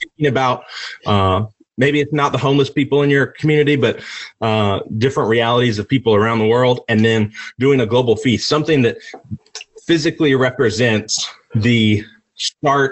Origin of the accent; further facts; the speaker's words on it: United States; I was born in the United States